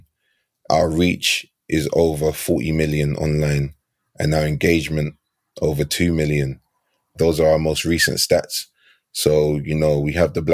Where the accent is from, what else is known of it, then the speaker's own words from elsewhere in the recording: London, United Kingdom; I grew up in Battersea